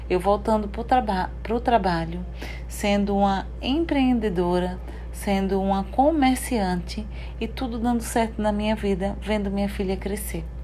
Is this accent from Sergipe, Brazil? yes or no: yes; Sergipe, Brazil; now in Paraná, Brazil; no interior de, de Sergipe. E fomos, viemos para o Paraná. Hoje eu moro no Paraná, tá, gente? Eu não sou paranaense